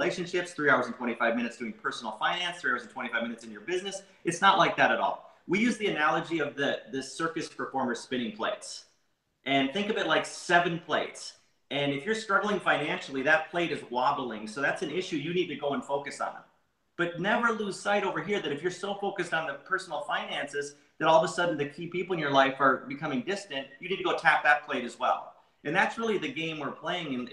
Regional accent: Minnesota, United States; I grew up in Minnesota

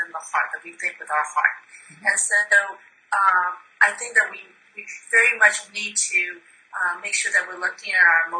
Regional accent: Myanmar; now in United States; I was born in Burma, now Myanmar, and my mom's a physician

